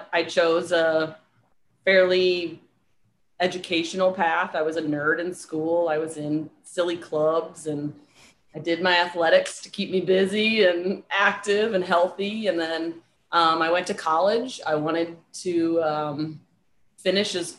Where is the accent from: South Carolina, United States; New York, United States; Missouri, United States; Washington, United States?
Missouri, United States; St. Louis; moved away as an adult; also born or lived in San Diego / Charlottesville, Virginia; now in Fort Lauderdale, United States; I grew up in St. Louis, Missouri. I currently live in Fort Lauderdale, Florida.